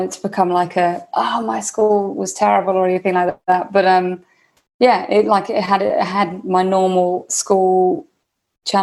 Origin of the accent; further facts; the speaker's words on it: Warwickshire, West Midlands, United Kingdom; I grew up in Warwickshire, which is the Midlands, right in the middle of England